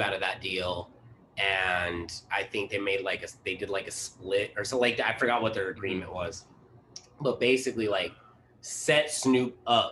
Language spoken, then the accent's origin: English; Las Vegas, Nevada, United States; now in Portland, United States; I'm from Las Vegas